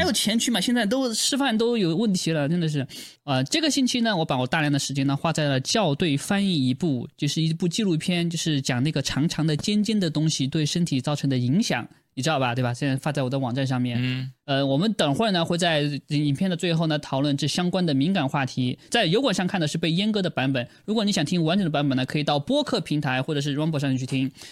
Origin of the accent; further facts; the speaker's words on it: China; 我作为中国人